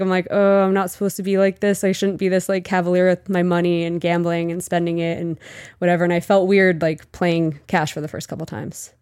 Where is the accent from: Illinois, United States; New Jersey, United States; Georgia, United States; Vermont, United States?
New Jersey, United States; also born or lived in Mexico; I'm from New Jersey